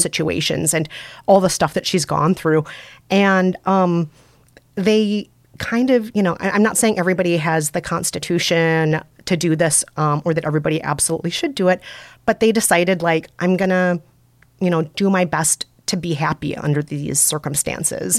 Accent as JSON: {"language": "English", "region": "Minnesota", "country": "United States", "accent": "Minnesota", "said": "I'm from Minnesota, so I have a Minnesota accent"}